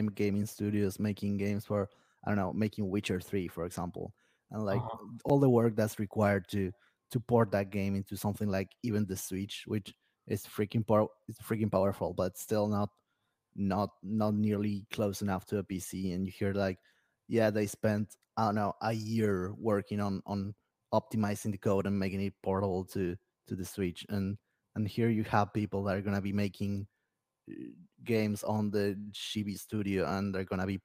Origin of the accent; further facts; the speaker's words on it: Argentina; from Argentina